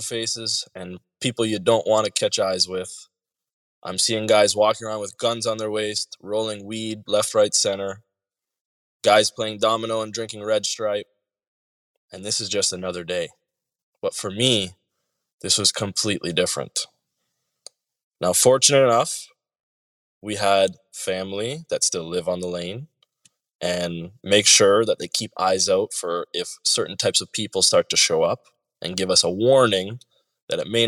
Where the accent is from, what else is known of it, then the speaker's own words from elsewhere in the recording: Canada; I'm coming from Canada, where I grew up privileged